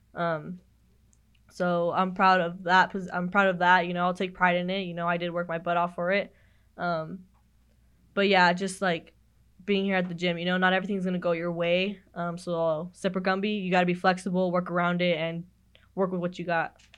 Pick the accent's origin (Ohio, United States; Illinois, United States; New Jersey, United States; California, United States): California, United States; Madera; moved away as an adult; when I come back to my hometown, I help out the recruiters, you know, I know next week I have, I'm going to Madera High and Madera South